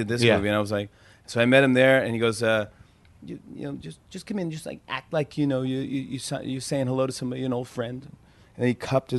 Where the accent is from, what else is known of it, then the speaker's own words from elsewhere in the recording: New York City, New York, United States; I was born in Brooklyn